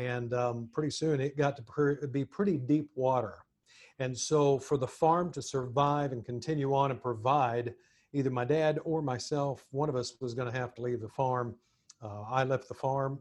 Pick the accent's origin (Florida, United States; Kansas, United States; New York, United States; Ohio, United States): Kansas, United States; Montezuma; now in Nashville, United States; my hometown of Montezuma, Kansas